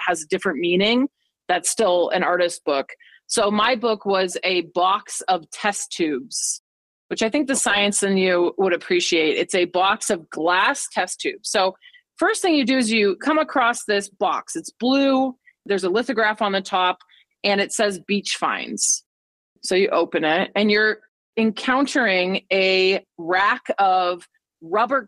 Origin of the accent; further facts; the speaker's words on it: Boulder, Colorado, United States; moved away; I grew up in Boulder, Colorado, where the only water is like a reservoir.